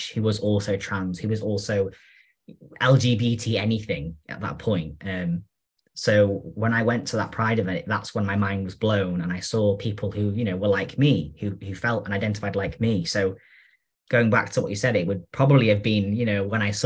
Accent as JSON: {"language": "English", "region": "North Wales", "country": "United Kingdom", "said": "I'm from North Wales, so I'm from a very rural area with sheep"}